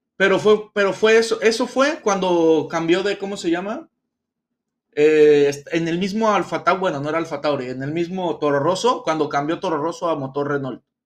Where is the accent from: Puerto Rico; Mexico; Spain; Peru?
Mexico; a nosotros como mexicanos